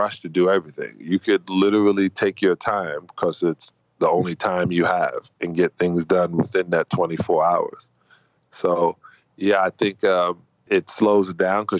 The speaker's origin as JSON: {"language": "English", "country": "United States", "said": "me being an American."}